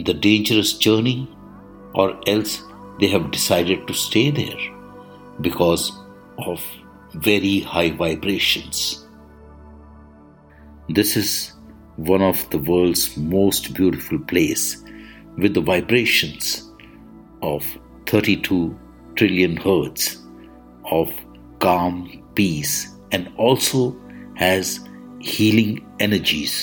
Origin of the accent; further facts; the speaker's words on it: India; I am the Indian monk